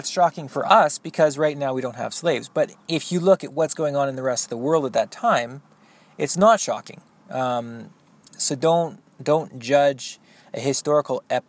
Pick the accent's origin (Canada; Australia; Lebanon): Canada; I have a lot to be proud of as a Canadian